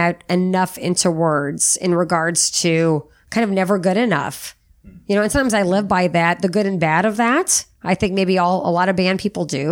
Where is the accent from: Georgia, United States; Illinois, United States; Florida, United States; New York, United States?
Illinois, United States; Monmouth; also born or lived in O'Fallon, Illinois; I grew up in Little Monmouth, Illinois